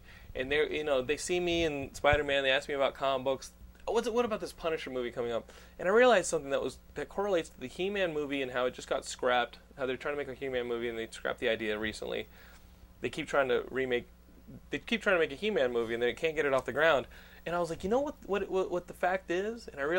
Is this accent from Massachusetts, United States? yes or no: no; Texas, United States; also born or lived in Northeast United States; I grew up Texan. I went to the Northeast for, 6 years?